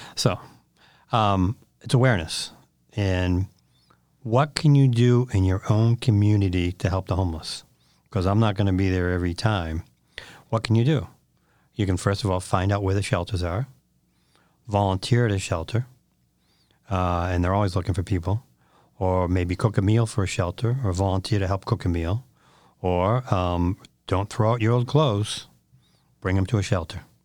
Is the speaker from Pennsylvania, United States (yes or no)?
no; Westford, Massachusetts, United States; I grew up in Westford